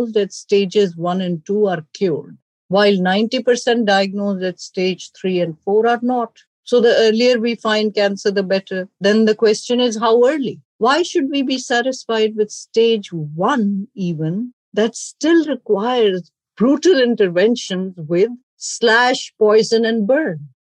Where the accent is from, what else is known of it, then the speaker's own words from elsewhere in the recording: Pakistan; moved away as an adult; now in United States; I grew up in Pakistan.